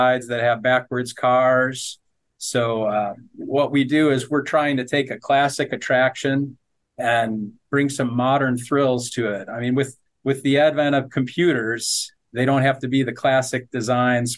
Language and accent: English; Detroit, Michigan, United States; I grew up in the Detroit area of Michigan